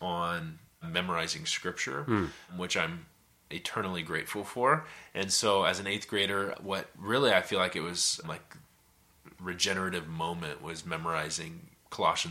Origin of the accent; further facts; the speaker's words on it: Portland, Oregon, United States; I grew up here in the Portland area my whole life